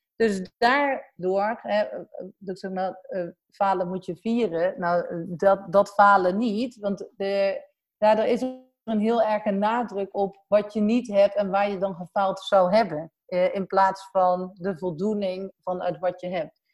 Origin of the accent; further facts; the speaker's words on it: Sint-Michielsgestel, near Den Bosch, North Brabant, Netherlands; accent: soft G (Brabant); mijn zachte G zal wel waarschijnlijk al weggeven dat ik uit, eh, Brabant kom. Ehm, eh, opgegroeid, eh, in Sint Hugo Schestel, vlakbij, eh, Den Bosch